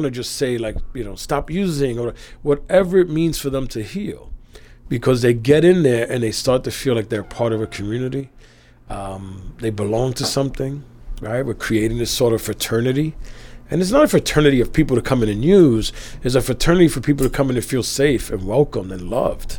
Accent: New York City, New York, United States; I grew up on the Lower East Side where drug use was rampant for a long time.

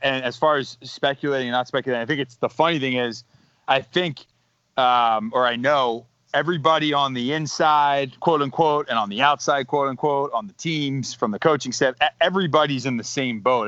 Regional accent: Delaware County, Pennsylvania, United States; We're both from Delco.

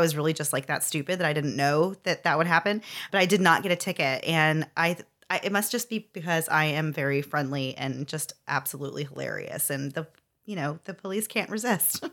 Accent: Florida, United States; I was from Florida and was a long way from home

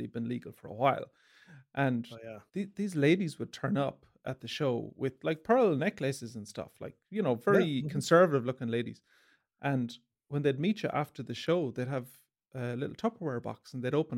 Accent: Galway, Connacht, Ireland; I was from the country, I was from Galway

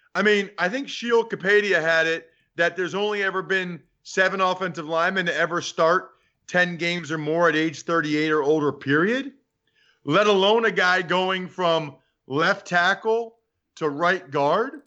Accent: Reading, Pennsylvania, United States; I grew up in Reading

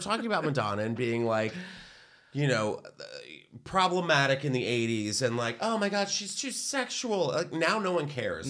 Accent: United States; I'm American

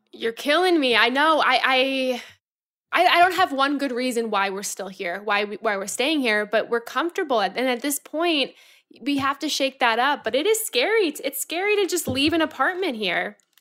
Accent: Florida, United States; now in New York, United States; I'm from Florida.

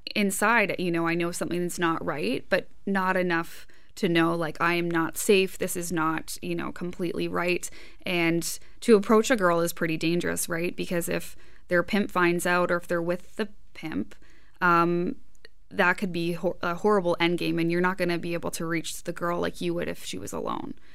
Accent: Hamilton, Ontario, Canada; I'm from Hamilton myself.

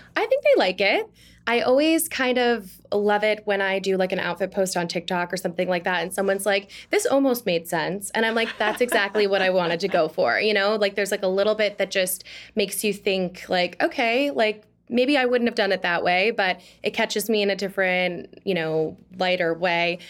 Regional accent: Oshkosh, Wisconsin, United States; now in Washington, D.C., United States; I'm from Oshkosh, Wisconsin

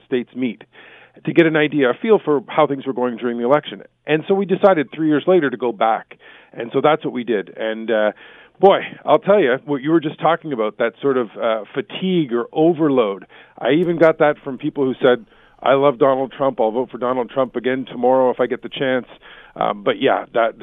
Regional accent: Canada; as a Canadian

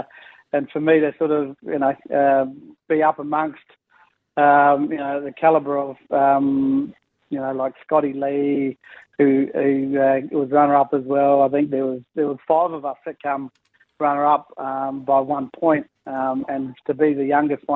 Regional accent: Clare, South Australia, Australia; growing up in Clare as a young fella

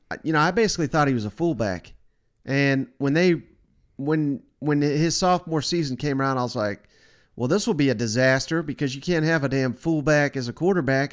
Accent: Tennessee, United States; I'm from Tennessee

